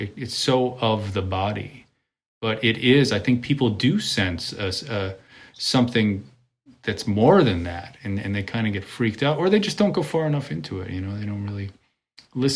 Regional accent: Connecticut, United States; moved away; also born or lived in New York / Europe; when I grew up in Connecticut

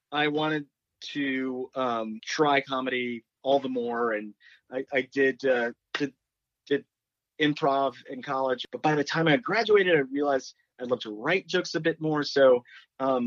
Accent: Dallas, Texas, United States; I grew up in Dallas

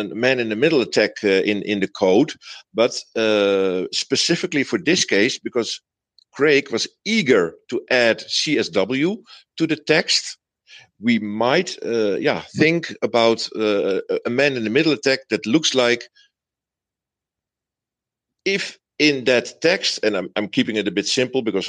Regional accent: Netherlands; English is a second language; I'm from Holland, so English is not my native language.

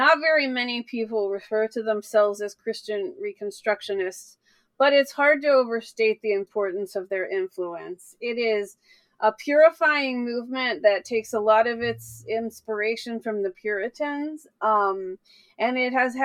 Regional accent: the South, United States; I grew up in the South in a very evangelical area

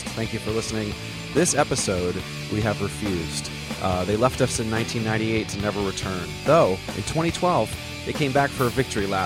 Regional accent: Vermont, United States; No, I'm from Vermont originally.

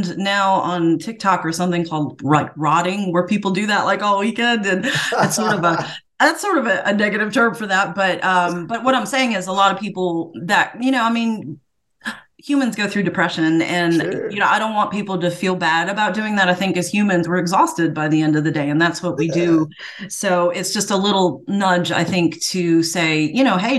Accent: New York City, New York, United States; now in Marshall, NC, United States; I grew up in New York City

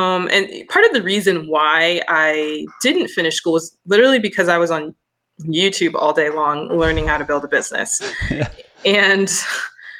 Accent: Denver, Colorado, United States; also born or lived in Sacramento, California; I grew up here in Denver, Colorado, the Rocky Mountains.

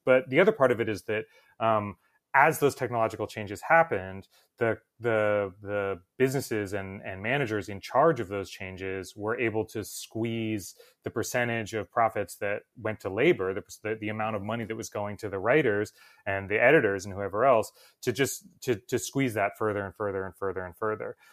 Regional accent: New Jersey, United States; I'm from New Jersey

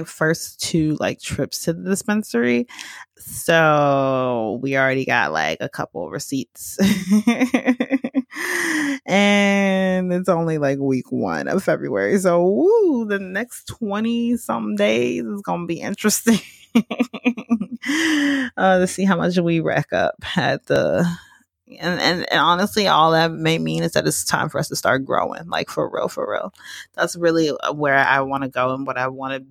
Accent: Georgia, United States; moved away as an adult; now in Los Angeles, United States; I am from Georgia

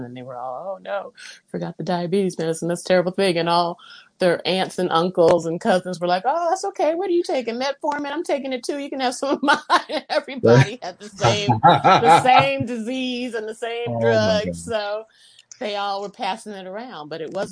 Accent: Los Angeles, California, United States; now in Fairfield, United States; I grew up in Los Angeles

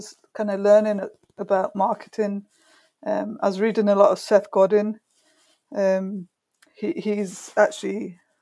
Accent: Brighton, South East England, United Kingdom; my hometown, Brighton, which isn't far from London

